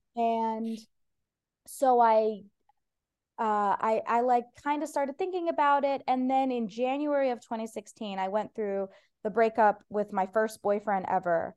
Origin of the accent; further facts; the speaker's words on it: Ohio, United States; first language Persian; English is a second language; now in Los Angeles, United States; I'm from Ohio